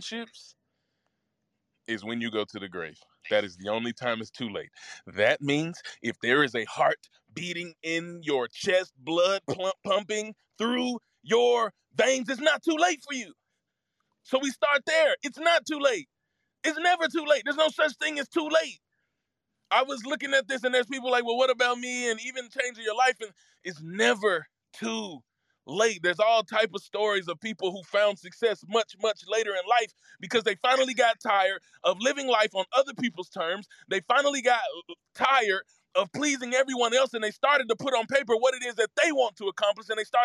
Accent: suburb of Memphis, Mississippi, United States; moved away; I was born in Memphis, Tennessee, raised in Mississippi. And it was a small town

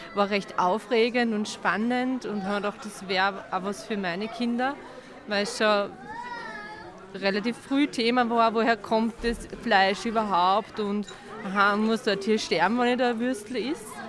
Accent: Rohrau, Lower Austria, Austria; wir kommen aus Rohrau, Niederösterreich

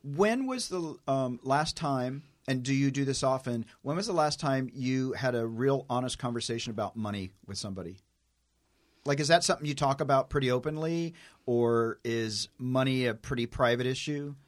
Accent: Tennessee, United States; I'm a hick from Tennessee. I'm like a country boy

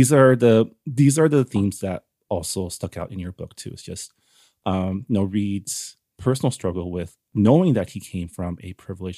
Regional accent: San Gabriel, California, United States; I grew up in San Gabriel, which is like east

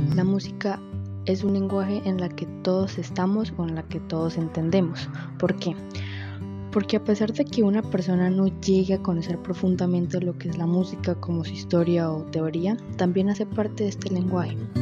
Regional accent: Maracaibo, Zulia, Venezuela; moved away; Yo que vengo de Maracaibo, en el estado y al occidente de Venezuela

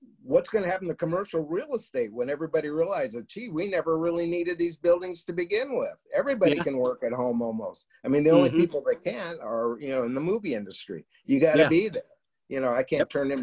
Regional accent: Los Angeles, California, United States; I was born and raised in Hollywood

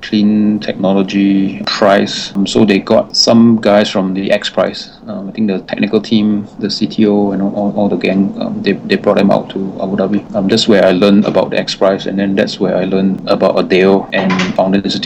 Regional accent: Singapore; also born or lived in United States; I'm local Singaporean, born and raised here.

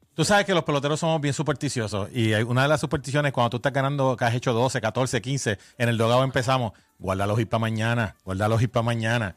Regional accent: Puerto Rico; cuando yo me crié en Muñoz Rivera, allá en la calle Pentagrama con mi abuela, en los 70 y los 80

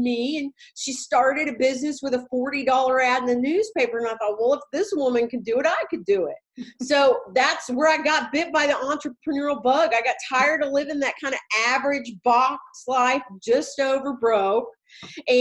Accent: Walker, Missouri, United States; moved away as an adult; now in Waco, United States; I started my life in Walker, Missouri. It is a little bitty, teeny tiny town of about 200 people in Southwest Missouri. And I started out there. I went to high school.

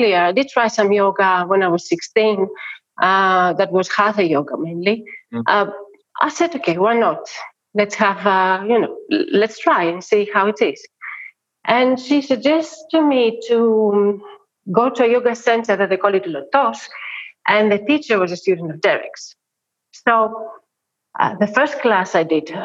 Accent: Athens, Attica, Greece; I'm not from Crete. You know, I am from Athens. I've been born in Athens. I've been born in Plaka, under Acropolis.

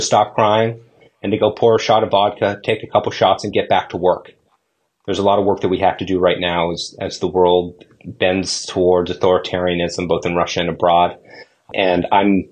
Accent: Toronto, Ontario, Canada; I grew up in Toronto

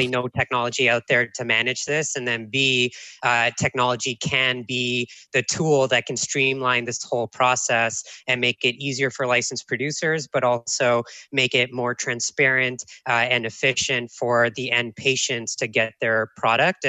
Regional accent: Toronto, Ontario, Canada; moved away as an adult; also born or lived in Oakland, California; I grew up in Toronto, and I have a business background.

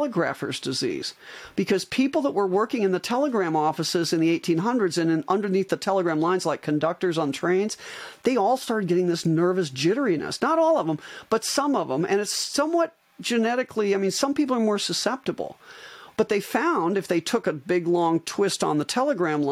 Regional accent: Iowa, United States; moved away as an adult; also born or lived in Arizona; I'm an Iowan, and I moved back when I retired from my spine practice. I moved back from Arizona to Iowa

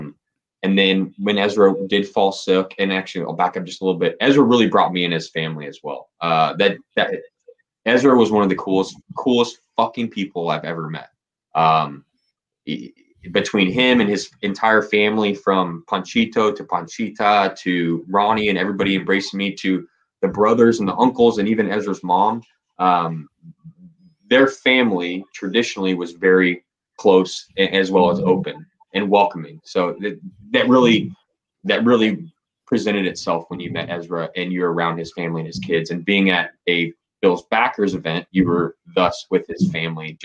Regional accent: Dallas, Texas, United States; I'm born and raised in Dallas, Texas

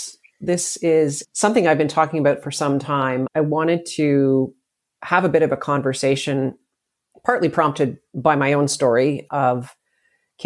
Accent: Canada; I'm a Canadian living just outside of Toronto

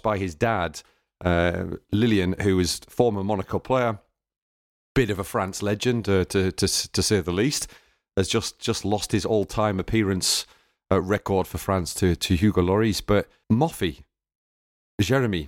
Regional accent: the Northeast, North East England, United Kingdom; I'm from the Northeast

